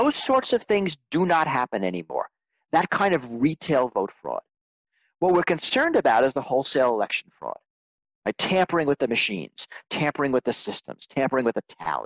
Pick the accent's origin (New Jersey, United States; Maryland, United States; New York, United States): New York, United States; I grew up in New York also.